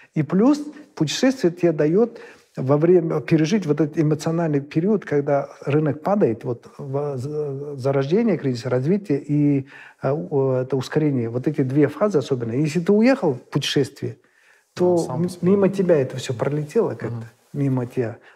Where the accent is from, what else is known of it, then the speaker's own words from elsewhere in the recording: Kazakhstan; как любой казах